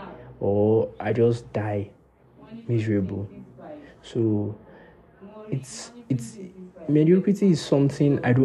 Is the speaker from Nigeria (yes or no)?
yes; Nigeria; As a Nigerian boy